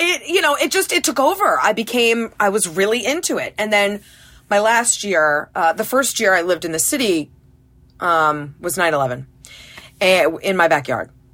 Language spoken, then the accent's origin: English; Massachusetts, United States; also born or lived in Carlsbad, California; now in Connecticut, United States; I grew up in Massachusetts